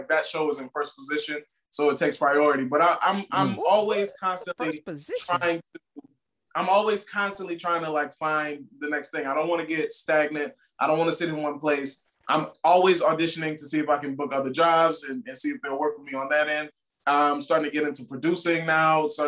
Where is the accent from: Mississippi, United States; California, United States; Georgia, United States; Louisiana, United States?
Louisiana, United States; New Orleans; I'm from New Orleans